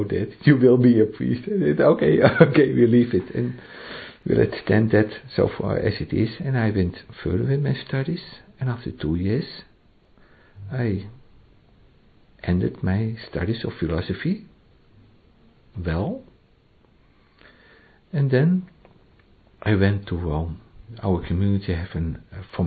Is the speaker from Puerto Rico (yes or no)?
no; Netherlands; first language Dutch; English is a second language; moved away